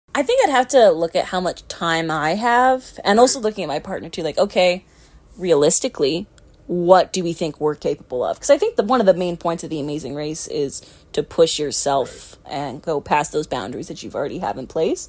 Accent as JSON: {"language": "English", "country": "Canada", "said": "I'm Canadian"}